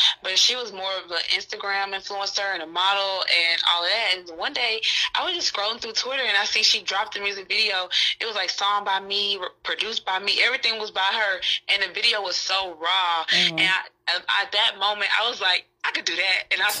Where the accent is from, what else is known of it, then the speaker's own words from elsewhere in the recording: Atlanta, Georgia, United States; I'm from Atlanta, Georgia, born and raised outside College Park